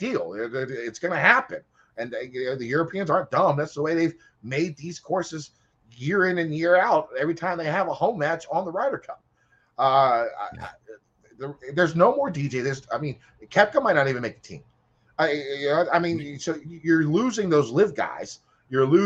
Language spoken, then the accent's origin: English; United States; I am an American.